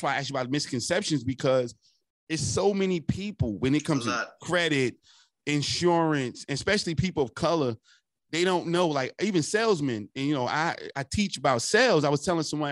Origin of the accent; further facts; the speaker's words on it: Newark, New Jersey, United States; I'm from Newark, right across the bridge